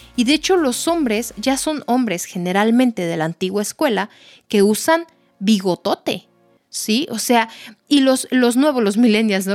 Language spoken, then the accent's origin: Spanish; Mexico; me considero mexicana